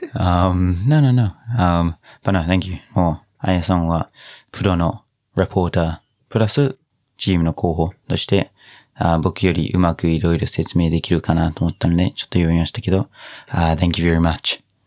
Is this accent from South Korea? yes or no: no; New Zealand; Japanese is a second language; now in Japan; ずっとニュージーランド育ち